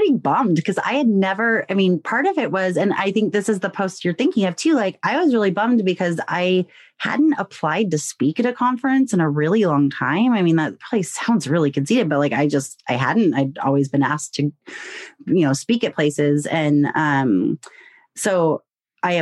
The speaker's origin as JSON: {"language": "English", "country": "United States", "said": "I'm American."}